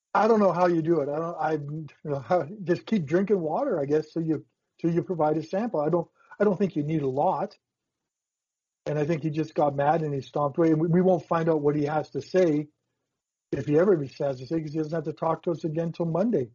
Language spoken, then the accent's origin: English; Saskatchewan, Canada; I was from Saskatchewan